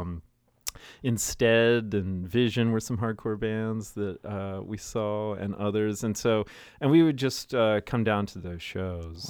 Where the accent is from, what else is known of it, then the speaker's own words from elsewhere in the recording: Greencastle, Pennsylvania, United States; moved away as an adult; now in Frederick, United States; growing up in South Central Pennsylvania